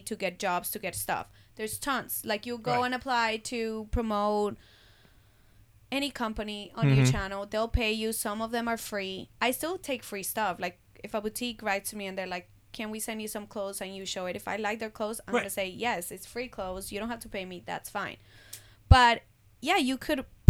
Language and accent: English; Colombia; now in Miami, United States; I was born in Colombia